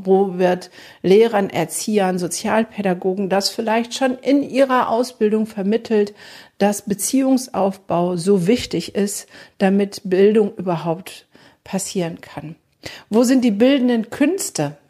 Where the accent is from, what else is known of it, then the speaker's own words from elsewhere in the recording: Germany; bei uns in Deutschland